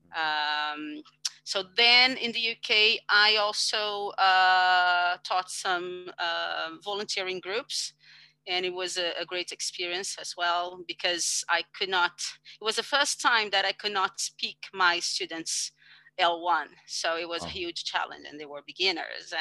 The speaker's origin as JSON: {"language": "English", "country": "Brazil", "second_language": "English", "said": "I come from Brazil"}